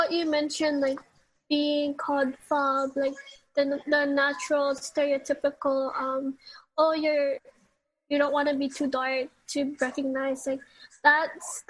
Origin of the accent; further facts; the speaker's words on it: Philippines; I didn't even want to be identified as a Filipino because of all, like, what you mentioned, the stereotypes, the toxicness that we were brought up.